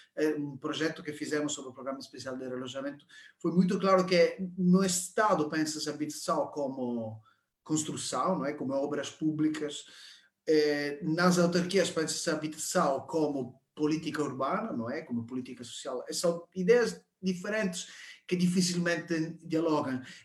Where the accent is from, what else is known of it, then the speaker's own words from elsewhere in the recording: Italy; Portuguese is a second language; now in Portugal; Eu sou italiano